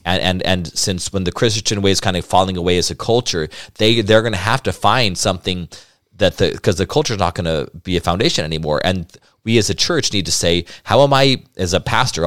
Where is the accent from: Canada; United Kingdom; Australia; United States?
United States; Albuquerque, New Mexico; I grew up in Albuquerque, New Mexico, the oldest of five.